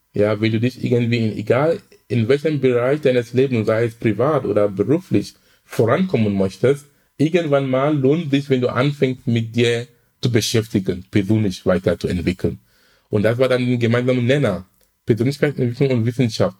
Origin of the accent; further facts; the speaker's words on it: Cameroon; now in Hamburg, Germany; Ich komme ursprünglich aus Kamerun